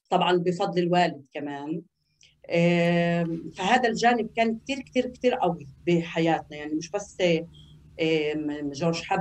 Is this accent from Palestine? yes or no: yes; Al-Na'ani, Palestine; أنا من فلسطيني 48 بلدنا آه، اسمها النعاني وهي قضاء اللد اليوم طبعا اسمها كيبوتس نعن